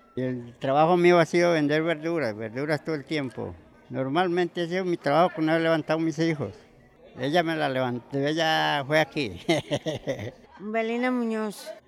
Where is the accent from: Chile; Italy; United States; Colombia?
Colombia; Nariño; now in Cali, Colombia; Yo soy de Nariño, a Nariño.